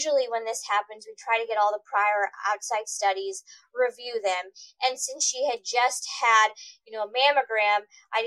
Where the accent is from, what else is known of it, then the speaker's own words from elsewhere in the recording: Missouri, United States; also born or lived in Boston, Massachusetts; I'm from here